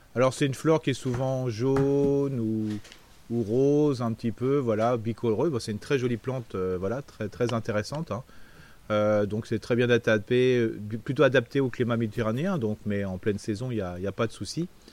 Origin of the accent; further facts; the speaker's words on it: Alsace, Grand Est, France; chez nous en Alsace